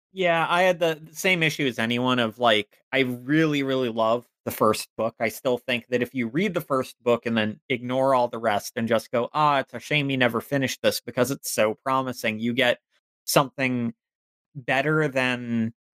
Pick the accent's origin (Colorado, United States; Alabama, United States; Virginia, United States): Virginia, United States; Northern; I was raised very much a cishet white boy in Virginia